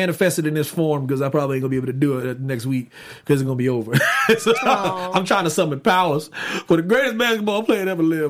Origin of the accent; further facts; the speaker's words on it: Pennsylvania, United States; now in Los Angeles, United States; I'm from Pennsylvania.